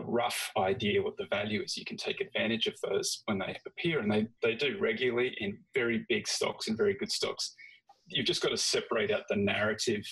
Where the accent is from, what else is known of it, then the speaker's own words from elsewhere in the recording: Australia; moved away; I'm very familiar with Australia, of course, because that's where I grew up and that's where I started.